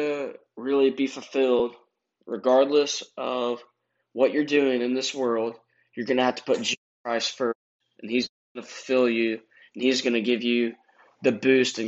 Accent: United States; I'm from America

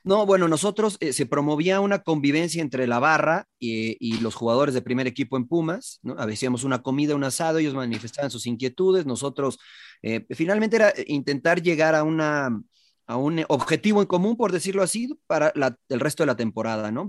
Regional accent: Mexico City, Mexico; moved away; yo viví, crecí en la Ciudad de México

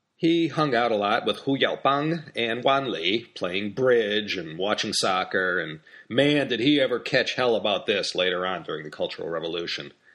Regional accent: United States; as an American

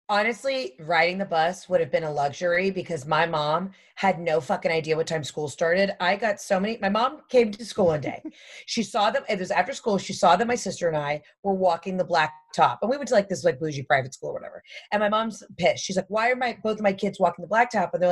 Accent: the South, United States

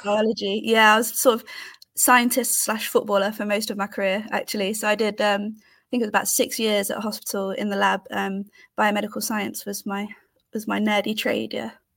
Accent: United Kingdom; also born or lived in Leicester; I'm based in Leicester. I'm from the Midlands.

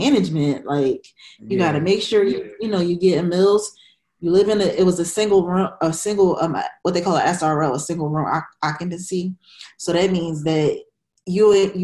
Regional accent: Philadelphia, Pennsylvania, United States; also born or lived in Minnesota; I grew up in the East Oak Lane section of Philadelphia

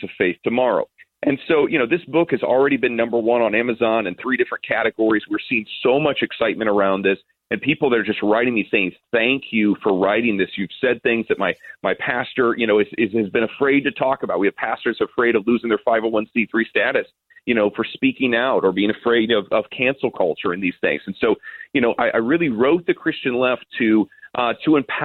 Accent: United States; as an American

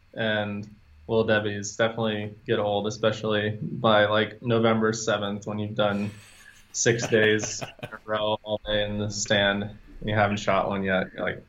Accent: Iowa, United States; So I grew up in Iowa, in the Midwest.

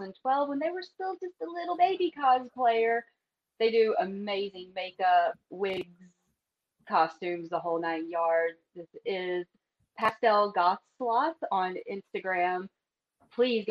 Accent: Memphis, Tennessee, United States; my little neck of the woods

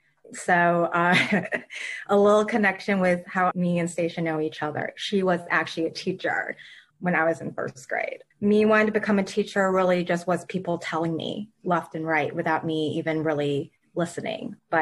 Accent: Michigan, United States; moved away as an adult; also born or lived in Queens, New York; now in New York, United States; Even though I was born and raised in Michigan

